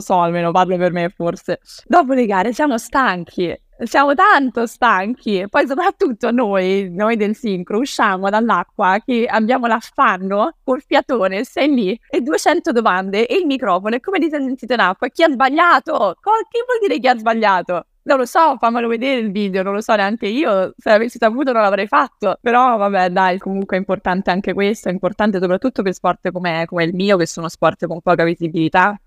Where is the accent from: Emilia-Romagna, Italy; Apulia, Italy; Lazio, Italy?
Lazio, Italy; Rome; io non sono una romana spinta